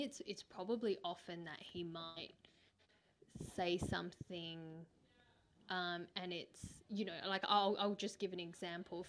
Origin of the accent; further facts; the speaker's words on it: Australia; growing up in Australia